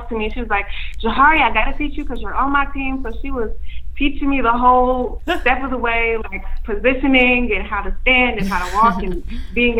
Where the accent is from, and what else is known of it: Chicago, Illinois, United States